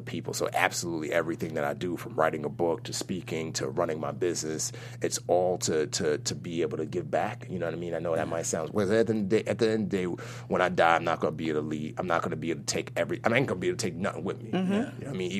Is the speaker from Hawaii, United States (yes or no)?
no; New York City, New York, United States; also born or lived in Nigeria; I grew up in the Bronx